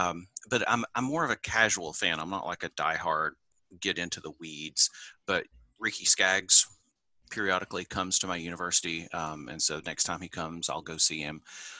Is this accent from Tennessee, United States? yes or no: yes; Clinton, Tennessee, United States; also born or lived in Morristown, Tennessee; now in Johnson City, United States; I was born in Morristown, Tennessee, and raised in Clinton, Tennessee, which a lot of people haven't heard of, but it was kind of famous for being the site of the first desegregated public high school in the South following Brown v. Board.